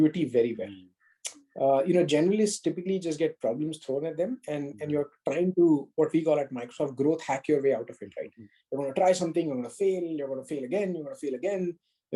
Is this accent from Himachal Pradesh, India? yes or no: no; Mumbai, Maharashtra, India; growing up in Bombay